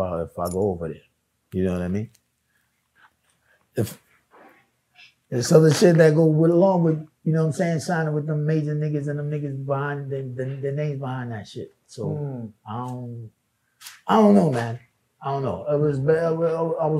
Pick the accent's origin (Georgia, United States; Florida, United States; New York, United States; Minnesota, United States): New York, United States; New York City; I'm from Queens